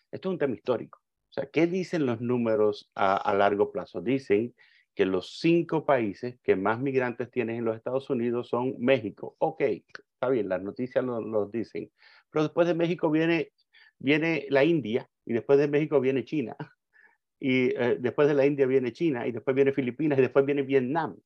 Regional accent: Cuba; moved away; yo recuerdo cuando pequeño viviendo en Cuba, yo soy cubano, nací en Cuba socialista

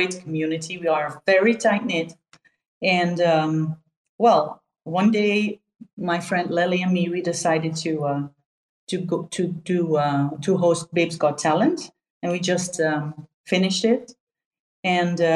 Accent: Netherlands; I'm from Holland

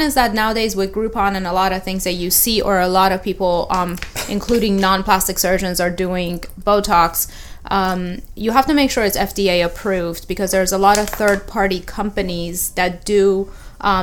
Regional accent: Tampa, Florida, United States; moved away as an adult; also born or lived in Fort Lauderdale / Philadelphia / New York City; I grew up in Tampa Bay area.

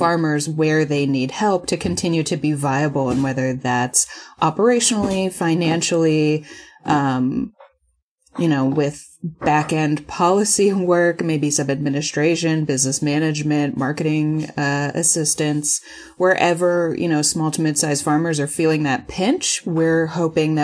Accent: New York, United States; moved away as an adult; also born or lived in Boston; now in Austin, United States; I'm from New York and went to school in Boston

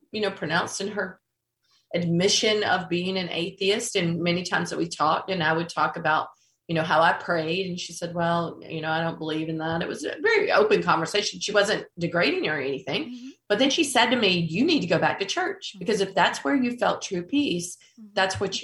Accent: North Carolina, United States; I grew up in North Carolina.

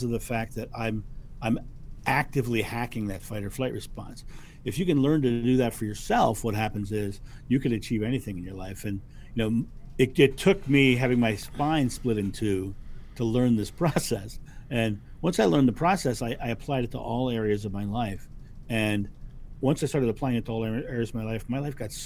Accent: Rehoboth Beach, Delaware, United States; I grew up in Rehoboth Beach, Delaware, which is an hour and a half

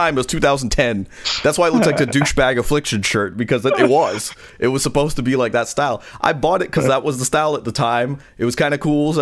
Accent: New York, United States; I'm from New York

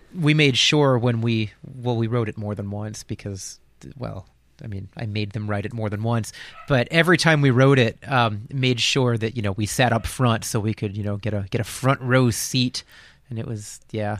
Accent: Lehigh Valley, eastern Pennsylvania, United States; I'm originally from eastern Pennsylvania. I grew up in the Lehigh Valley, about an hour north of Philly

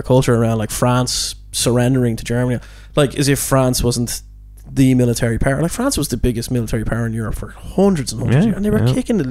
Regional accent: Ireland; we're Irish

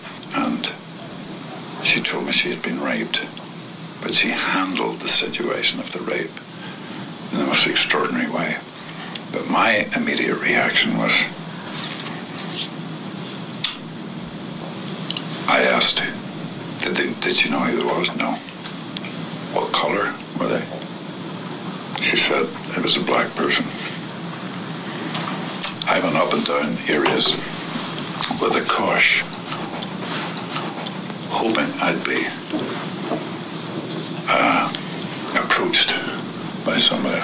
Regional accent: Northern Ireland, United Kingdom; I grew up in Northern Ireland in the Troubles

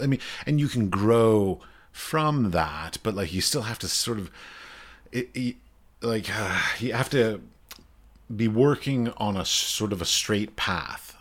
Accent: United States; I'm American

